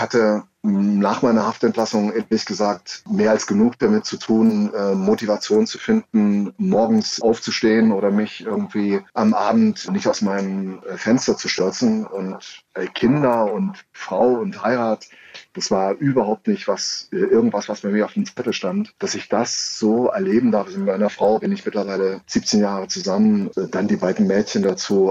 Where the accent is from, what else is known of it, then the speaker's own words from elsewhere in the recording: Saxony, Germany; ich komme aus Sachsen, ich bin Sachse